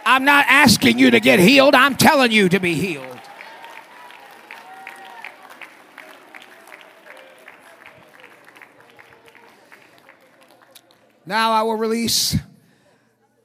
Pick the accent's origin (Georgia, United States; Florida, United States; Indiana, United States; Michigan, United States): Michigan, United States; I grew up in Michigan. I know about snow.